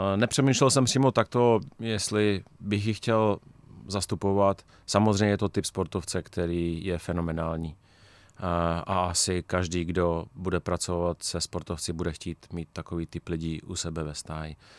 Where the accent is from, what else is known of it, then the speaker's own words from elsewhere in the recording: Czechia; my jako Češi